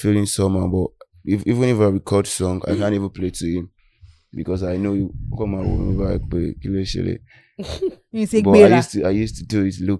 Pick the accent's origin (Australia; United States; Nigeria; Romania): Nigeria; Ikorodu, Lagos; That's where I grew up down in Ikorodu